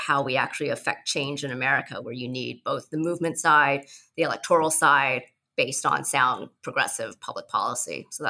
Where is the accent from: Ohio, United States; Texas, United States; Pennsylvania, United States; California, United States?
California, United States; Southern; moved away as an adult; also born or lived in Iowa; now in Appleton, United States; I am originally from Southern California. My parents are from Taiwan.